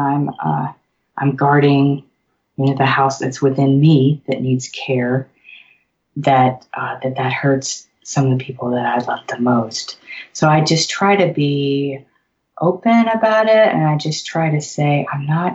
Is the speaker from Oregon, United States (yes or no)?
no; Memphis, Tennessee, United States; moved away as an adult; Memphis is it's my hometown